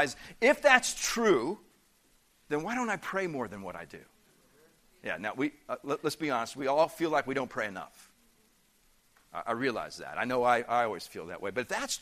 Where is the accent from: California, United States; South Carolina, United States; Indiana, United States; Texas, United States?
Indiana, United States; moved away; also born or lived in Peoria, Illinois; I grew up in the Midwest part of the country. I grew up in the state of Indiana.